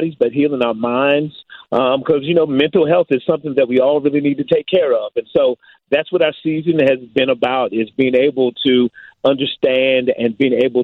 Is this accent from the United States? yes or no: yes; Virginia, United States; now in Chicago, United States; I'm not from Chicago. I'm originally from Virginia